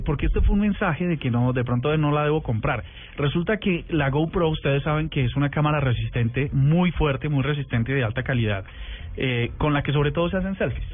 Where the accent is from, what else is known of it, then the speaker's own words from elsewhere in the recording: Colombia; nosotros como colombianos